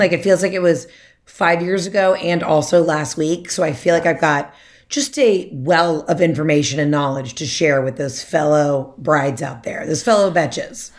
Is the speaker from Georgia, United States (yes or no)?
yes; Atlanta, Georgia, United States; also born or lived in Mississippi; I'm from Atlanta, that's where we live now.